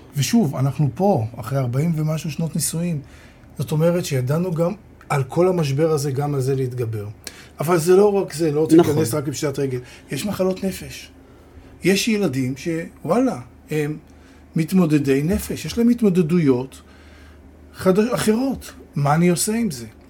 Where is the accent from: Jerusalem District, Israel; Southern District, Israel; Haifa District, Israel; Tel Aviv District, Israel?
Tel Aviv District, Israel; Holon; גדלתי בתל גיבורים בחולון